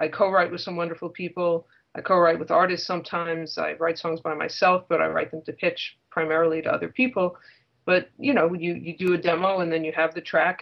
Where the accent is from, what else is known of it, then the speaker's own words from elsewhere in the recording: Leonia, New Jersey, United States; moved away as an adult; also born or lived in New York / Manhattan / Brooklyn / Long Island; now in Nashville, United States; I was born in New York. I grew up in New Jersey, in Leonia, New Jersey, like right over the bridge